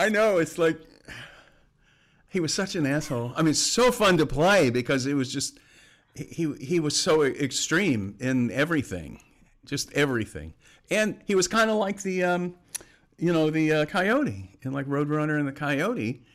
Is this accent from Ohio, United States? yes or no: no; Florida, United States; moved away as an adult; also born or lived in Bay Area / Southern California / Portland / New York; I'm originally from Florida